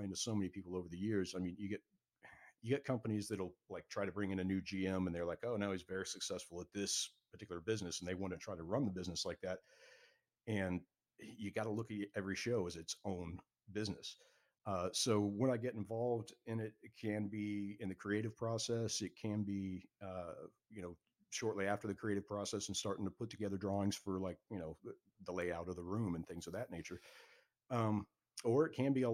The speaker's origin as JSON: {"language": "English", "town": "Marco Island", "region": "Florida", "country": "United States", "tie": "born or raised there", "said": "working at the church where I grew up on Marco Island"}